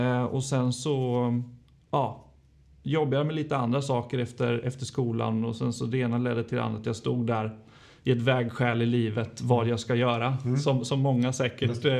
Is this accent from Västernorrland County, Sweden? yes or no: no; Linköping, Östergötland, Sweden; jag är född och uppvuxen i Linköping